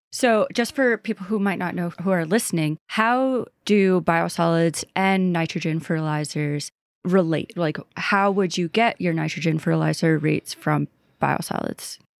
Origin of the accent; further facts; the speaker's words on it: New York, United States; moved away; I was raised in New York, right next to New Jersey